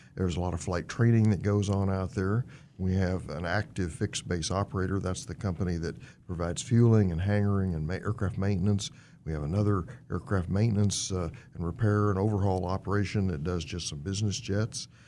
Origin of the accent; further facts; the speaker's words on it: Fort Worth, Texas, United States; now in Wichita, United States; I was born and raised in Fort Worth, Texas.